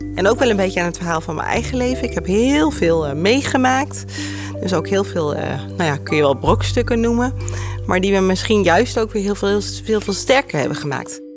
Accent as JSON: {"language": "Dutch", "town": "Apeldoorn", "region": "Gelderland", "country": "Netherlands", "tie": "born or raised there", "said": "ik kom uit Apeldoorn. Ik ben hier ook echt geboren en getogen"}